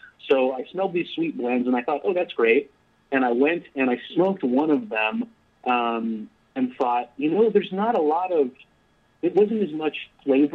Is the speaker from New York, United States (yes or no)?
no; Chula Vista, California, United States; moved away as an adult; now in South Carolina, United States; I grew up in Chula Vista, California, which is a suburb in southern San Diego. And I lived there my entire life until I relocated to South Carolina to work for Smoking Pipes